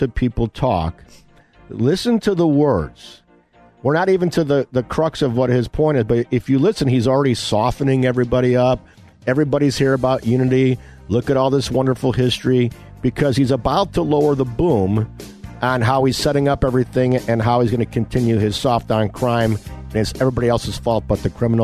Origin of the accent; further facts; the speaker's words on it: Elmhurst, Illinois, United States; my hometown of Elmhurst